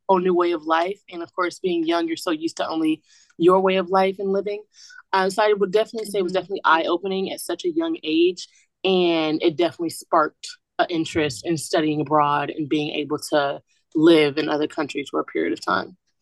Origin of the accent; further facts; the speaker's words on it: Atlanta, Georgia, United States; moved away; I'm from Atlanta, Georgia, and I reside in Walsh Hall